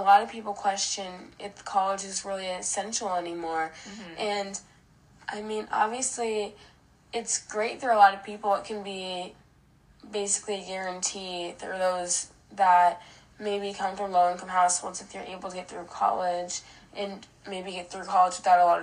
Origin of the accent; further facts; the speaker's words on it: Iowa, United States; growing up in Iowa, there's not a lot of diversity here